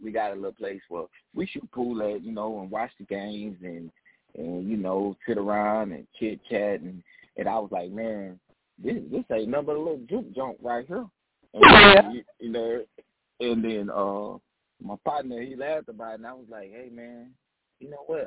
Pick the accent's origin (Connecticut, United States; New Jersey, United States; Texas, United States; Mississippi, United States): Mississippi, United States; Decatur; I am calling from Decatur, Mississippi, my hometown.